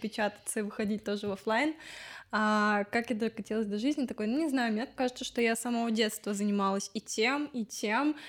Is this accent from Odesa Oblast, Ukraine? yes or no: yes; Odesa, Odesa Oblast, Ukraine; я пошла в еврейский культурный центр, потому что я из Одессы